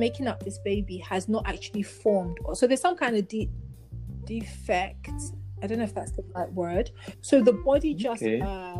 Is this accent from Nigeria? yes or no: yes; Nigeria; also born or lived in London; London is not home. I'm Nigerian.